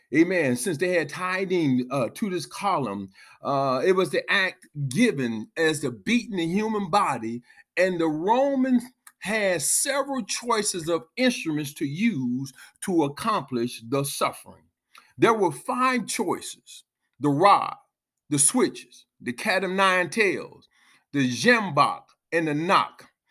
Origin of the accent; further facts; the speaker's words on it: United States; we as American, um, ancest-, ancestors of those who had to go through the time of being whipped